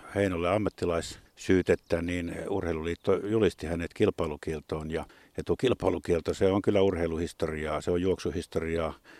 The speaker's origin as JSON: {"language": "Finnish", "town": "Jyväskylä", "region": "Central Finland", "country": "Finland", "tie": "born or raised there", "said": "pikkupoikana meilläkin oli Jyväskylässä joskus tuo harrastus"}